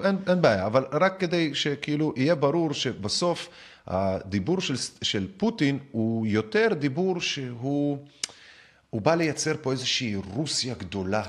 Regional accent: Minsk, Belarus; now in Israel; אני מבלרוס, ממינסק

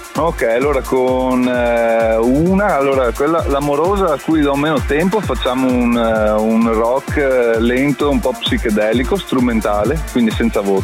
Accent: Padua, Veneto, Italy; sono di Padova

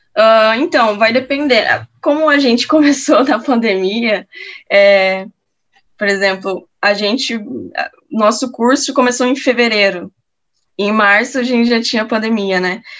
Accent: Campo Grande, Mato Grosso do Sul, Brazil; moved away as an adult; now in Porto Alegre, Brazil; eu sou de Campo Grande, Mato Grosso do Sul

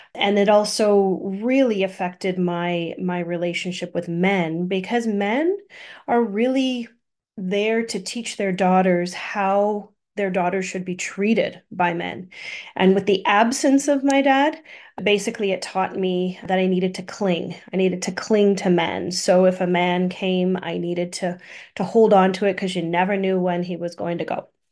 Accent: Thunder Bay, Ontario, Canada; I grew up in Thunder Bay, born in Thunder Bay

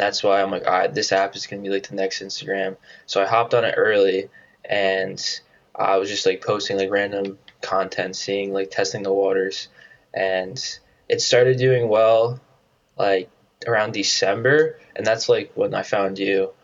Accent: New Jersey, United States; moved away as an adult; I grew up in New Jersey

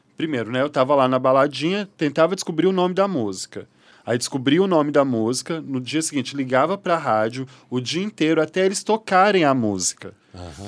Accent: Belo Horizonte, Minas Gerais, Brazil; moved away as an adult; now in Rio de Janeiro, Brazil; Eu sou mineira, de Belo Horizonte

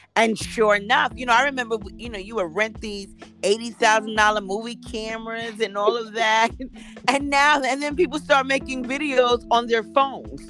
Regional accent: New York City, New York, United States; I'm born and raised in Harlem

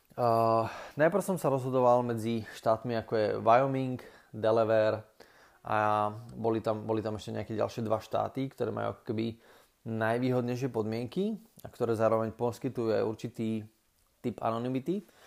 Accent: Slovakia; človeka, ktorý je zo Slovenska

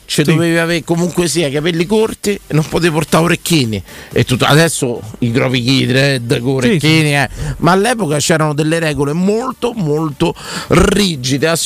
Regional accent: Naples, Campania, Italy; sono napoletano

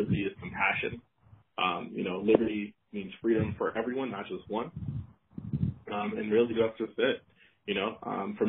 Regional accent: Boston, Massachusetts, United States; born and raised in Boston

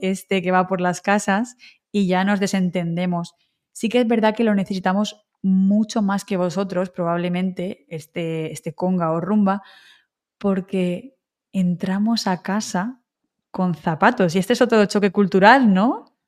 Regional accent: Alicante, Valencian Community, Spain; also born or lived in Wrocław, Poland; tú has estado en mi ciudad, ¿no? Has estado en Alicante.

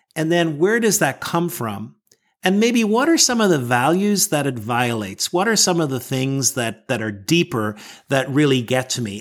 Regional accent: Northern Ireland, United Kingdom; moved away as an adult; now in Washington, D.C., United States; I was born in Northern Ireland, and I grew up there

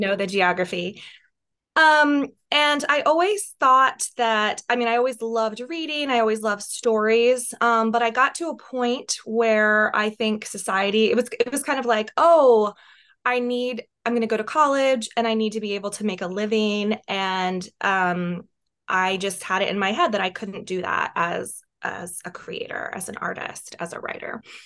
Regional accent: West Virginia, United States; moved away as an adult; also born or lived in Washington, D.C.; I was from West Virginia

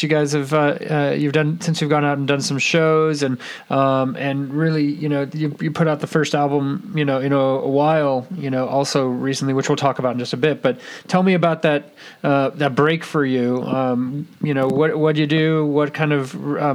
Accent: Bay Area, California, United States; I'm from the Bay Area. I live in Napa.

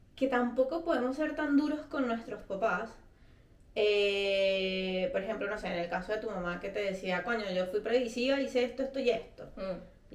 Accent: Venezuela; moved away as an adult

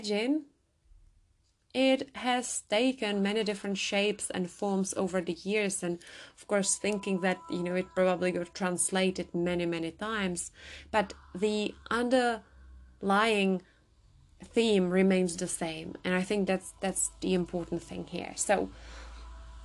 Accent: Czechia; I come from the Czech Republic

